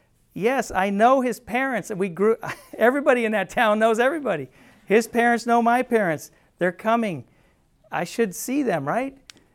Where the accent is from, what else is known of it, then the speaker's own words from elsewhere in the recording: Pennsylvania, United States; moved away; I came here from Pennsylvania, from a small town, 3,500 people, a small town. A friend of mine from high school comes here to go to school